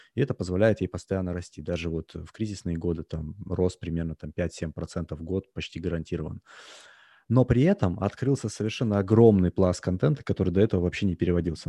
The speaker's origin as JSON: {"language": "Russian", "country": "Russia", "tie": "born or raised there", "moved": "as an adult", "lives_now": "United States", "said": "хотя я родился в России, я жил, а, практически, а, ну, скажем так, до две тысячи десятого примерно года я жил практически постоянно в России"}